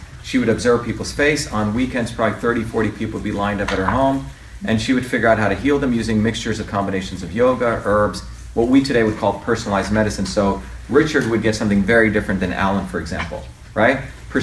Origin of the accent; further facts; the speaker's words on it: Mumbai, Maharashtra, India; moved away; I grew up in India originally, in it's the city of Bombay, which is basically New York on steroids.